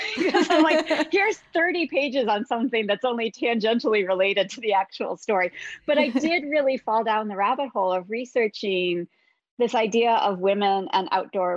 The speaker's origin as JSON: {"language": "English", "region": "Midwest", "country": "United States", "tie": "born or raised there", "said": "I grew up in the Midwest"}